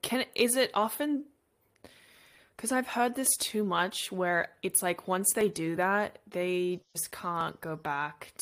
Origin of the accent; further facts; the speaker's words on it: Sydney, New South Wales, Australia; now in Los Angeles, United States; I am from Sydney in Australia